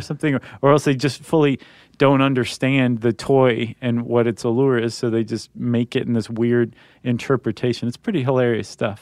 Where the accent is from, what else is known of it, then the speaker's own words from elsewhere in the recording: Toledo, Ohio, United States; moved away; my hometown of Toledo, Ohio